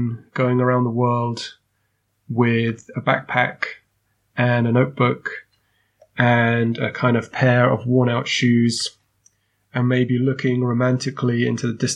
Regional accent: United Kingdom; moved away as an adult; now in Germany; a British guy to move around Europe

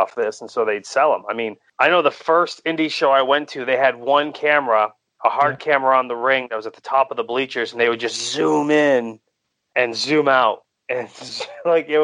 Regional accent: Maine, United States; I'm from Maine

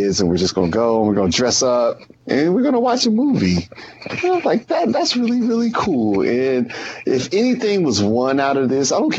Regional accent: Oakland, California, United States; I'm from Oakland, California.

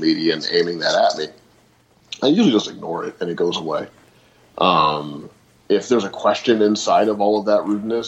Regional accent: St. Louis, Missouri, United States; I grew up in St. Louis

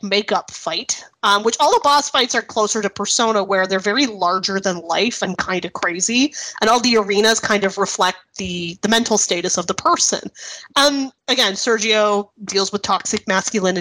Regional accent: Canada; accent: Canadian; my Canadian accent

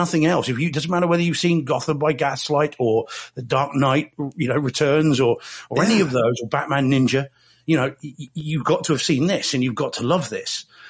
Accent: New Zealand; now in United Kingdom; Someone said, I've got a fake Australian accent. I said, well, that's pretty good. I'm a New Zealander.

